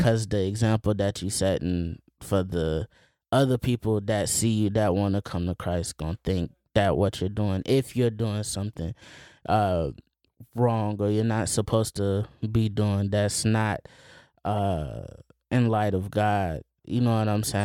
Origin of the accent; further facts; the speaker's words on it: Plant City, Florida, United States; I grew up in Plant City